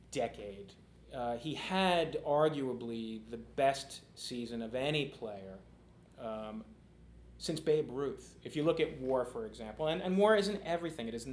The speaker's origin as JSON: {"language": "English", "region": "New York", "country": "United States", "said": "I'm a New Yorker"}